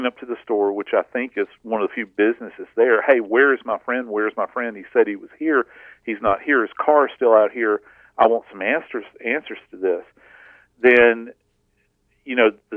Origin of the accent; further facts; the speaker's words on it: the South, United States; I'm from the South